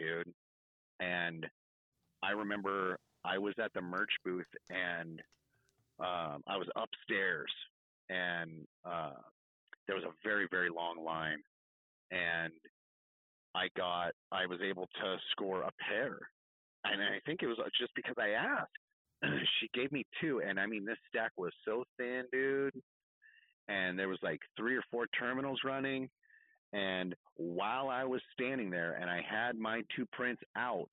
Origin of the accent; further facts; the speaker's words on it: California, United States; I'm only from California